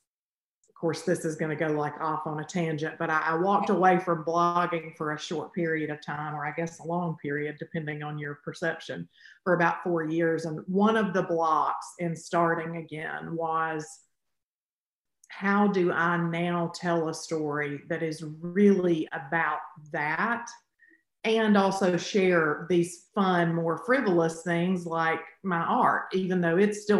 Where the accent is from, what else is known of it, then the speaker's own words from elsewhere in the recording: Alabama, United States; I'm from Alabama